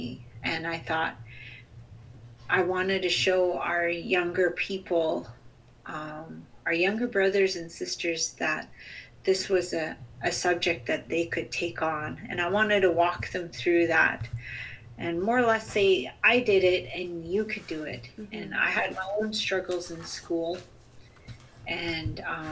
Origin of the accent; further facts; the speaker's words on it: Chilliwack, British Columbia, Canada; also born or lived in Sts'ailes First Nation / Sq'ewlets First Nation / Musqueam territory; I'm also from the Chilkwiuk Territory, the Chilliwack Territory, Skowkale First Nation